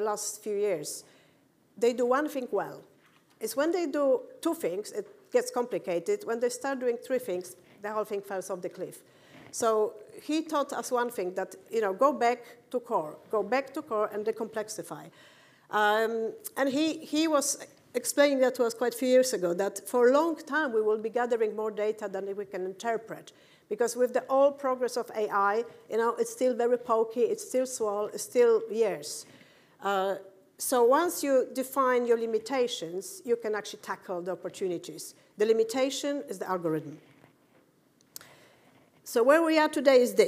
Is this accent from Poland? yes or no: yes; Poland; moved away; also born or lived in United Kingdom; I'm from Poland